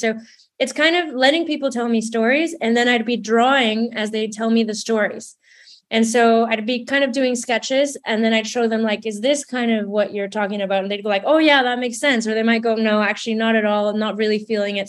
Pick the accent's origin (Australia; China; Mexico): Mexico; now in London, United Kingdom; growing up in Mexico, I, I grew up in a bit of a hybrid space because my dad's British Canadian.